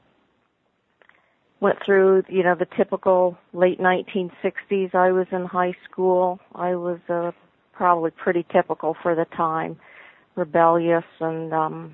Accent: Oklahoma, United States; I was born in Oklahoma.

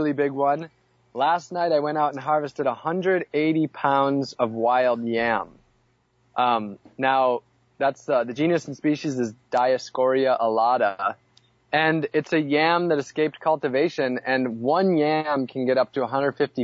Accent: Wisconsin, United States; now in Orlando, United States; I grew up in Wisconsin on Lake Superior

